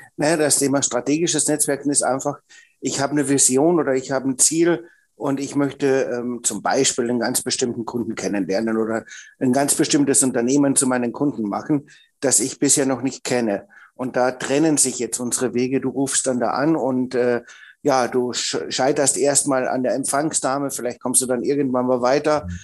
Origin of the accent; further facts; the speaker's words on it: Austria; bin ja Österreicher und habe in Österreich Einzelhandelskaufmann gelernt